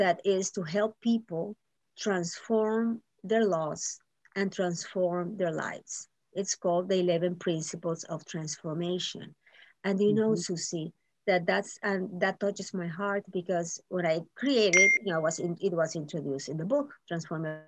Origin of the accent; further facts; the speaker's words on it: Nicaragua; now in Miami, United States; I'm from Nicaragua